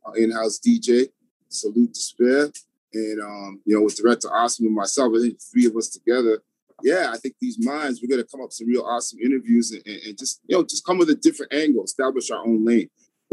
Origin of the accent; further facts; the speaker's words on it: Toronto, Ontario, Canada; also born or lived in New York; I was born and raised in Toronto, but I pretty much lived between Toronto and New York my whole life